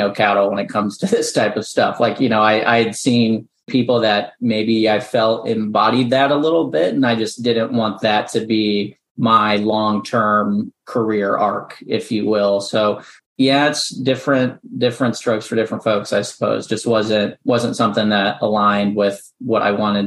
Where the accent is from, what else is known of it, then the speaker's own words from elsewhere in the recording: Midwest, United States; moved away as an adult; also born or lived in Central Illinois; now in Nashville, United States; I'm born and raised in the Midwest